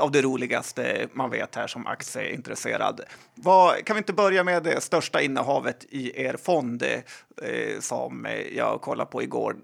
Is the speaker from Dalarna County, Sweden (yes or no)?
no; Västerbotten County, Sweden; jag är ju från Västerbotten